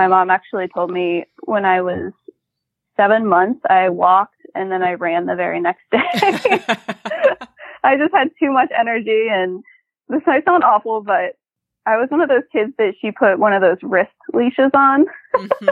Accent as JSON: {"language": "English", "region": "Ohio", "country": "United States", "said": "I'm from Ohio, and it is so flat here"}